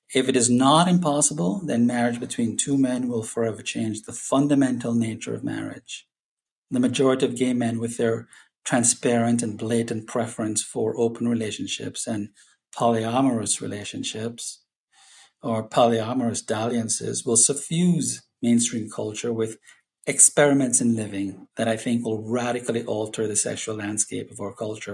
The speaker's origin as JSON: {"language": "English", "country": "Jamaica", "said": "I'm Jamaican"}